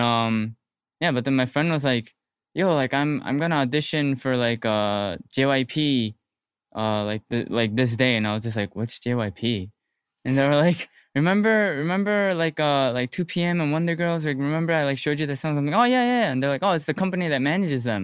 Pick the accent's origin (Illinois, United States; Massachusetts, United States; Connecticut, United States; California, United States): Illinois, United States; Hoffman Estates; I'm from Hoffman Estates, no one really knows where that is